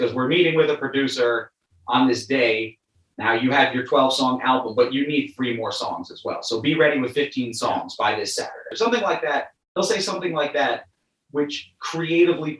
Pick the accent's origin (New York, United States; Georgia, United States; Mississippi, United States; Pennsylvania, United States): New York, United States; New York City; I'm from Brooklyn